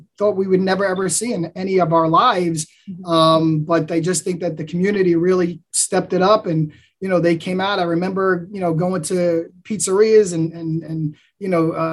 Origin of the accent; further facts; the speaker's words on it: New York City, New York, United States; I'm born and raised from Staten Island. I've been here my entire life.